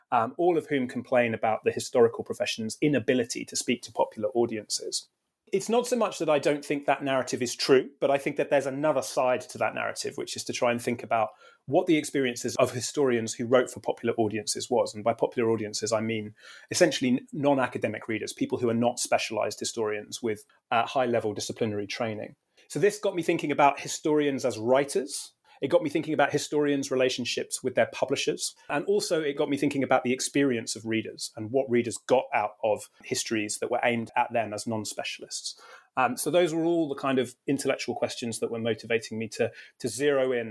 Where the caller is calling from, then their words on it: United Kingdom; I'm speaking from Britain, where I was trained in American studies and where I teach American history.